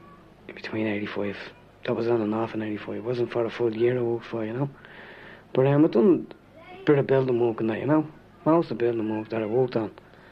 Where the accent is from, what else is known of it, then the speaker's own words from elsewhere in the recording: Dublin, Leinster, Ireland; I'm from the North Wall area. It's Sheriff Street area mostly, you know. Been living down here all my life. And up to a couple of years ago, moved out to new houses. And then I got married and I moved back to the flats.